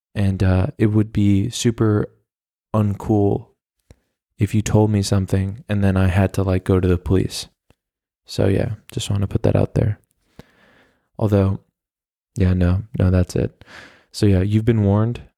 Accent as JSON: {"language": "English", "country": "United States", "moved": "yes", "lives_now": "Berlin, Germany", "said": "as an American"}